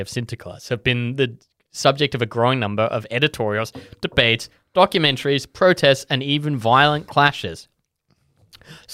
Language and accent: English; Netherlands; when I was growing up in Holland